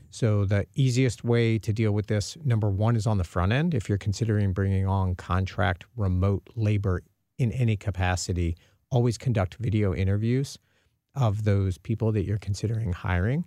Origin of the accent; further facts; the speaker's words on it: Dallas, Texas, United States; now in St. Louis, United States; I'm originally from the Dallas area.